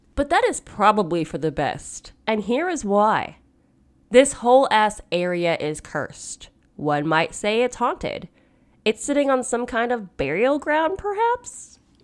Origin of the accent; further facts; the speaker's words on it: United States; I am very American